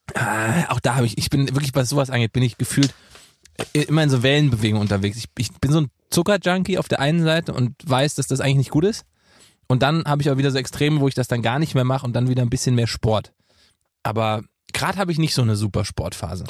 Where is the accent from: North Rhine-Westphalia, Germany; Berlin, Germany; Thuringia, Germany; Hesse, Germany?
Hesse, Germany; Gießen; moved away; in meiner Heimat in Gießen